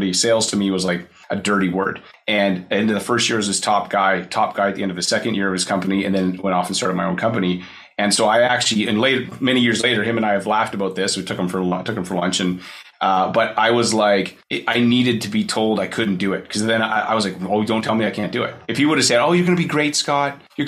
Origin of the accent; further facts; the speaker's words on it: Kelowna, British Columbia, Canada; Kelowna, it's Kelowna, Canada. It's near Vancouver on the West Coast.